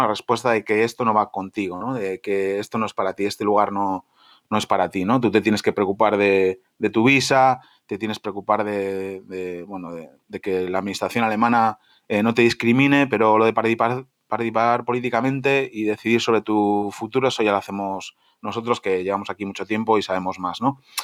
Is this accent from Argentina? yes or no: no; Spain; moved away as an adult; also born or lived in Germany; now in Berlin, Germany; soy español, soy europeo